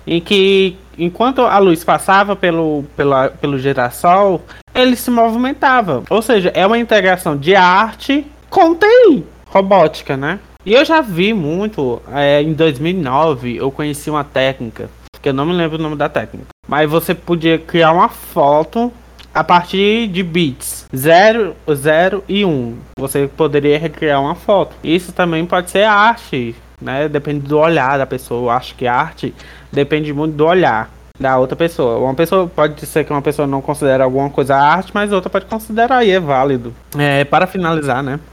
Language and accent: Portuguese; Jaguaruana, Ceará, Brazil; sou de Jaguaruana, não sou de Russas